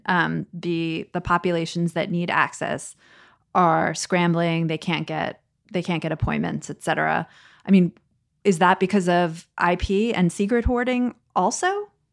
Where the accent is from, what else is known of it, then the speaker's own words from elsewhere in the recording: United States; as an American